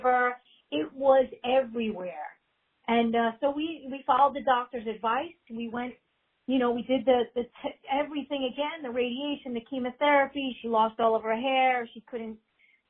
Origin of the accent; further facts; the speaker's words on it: New York City, New York, United States; also born or lived in Manhattan; I grew up, I'm a native New Yorker. I've been here 51 years, going on 52 years. I grew up in Queens, New York